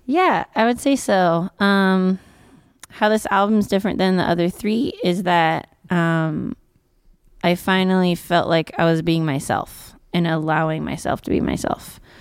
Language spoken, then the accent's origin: English; Virginia City, Nevada, United States; also born or lived in Carson City; I went to school in Carson City, but I'm from Virginia City